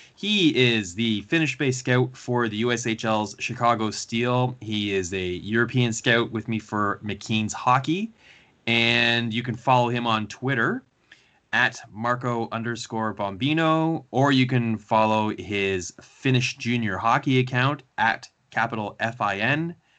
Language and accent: English; Canada; being a Canadian